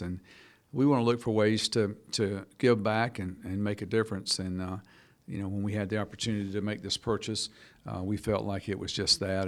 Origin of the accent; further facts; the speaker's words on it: Buena Vista, Georgia, United States; moved away as an adult; also born or lived in Gwinnett County, Georgia; now in Jackson County, Georgia, United States; I'm from just north of Americus, Georgia. Buena Vista is a little town I'm from